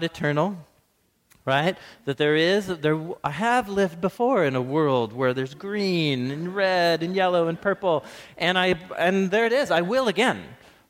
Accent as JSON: {"language": "English", "town": "Portland", "region": "Oregon", "country": "United States", "tie": "born or raised there", "also_born_or_lived": "Madison, Wisconsin", "said": "I grew up here in Portland"}